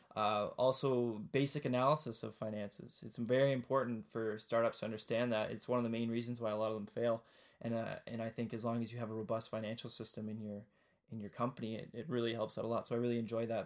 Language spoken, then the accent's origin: English; Kitchener, Ontario, Canada; also born or lived in Ottawa; I was born in Kitchener-Waterloo, which is in, but the southeastern part of, of Ontario in Canada